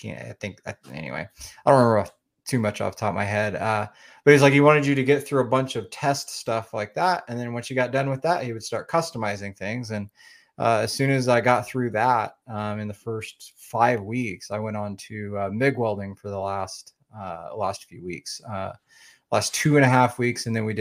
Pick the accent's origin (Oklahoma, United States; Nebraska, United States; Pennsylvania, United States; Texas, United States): Oklahoma, United States; I'm from Oklahoma, so right smack in the middle of the United States.